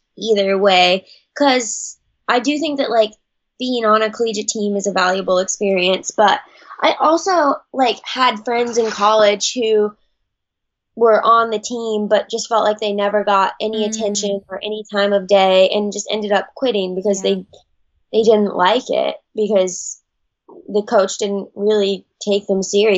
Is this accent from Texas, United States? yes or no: no; Kenai, Alaska, United States; moved away; I grew up in Kenai, Alaska, which is in South Central.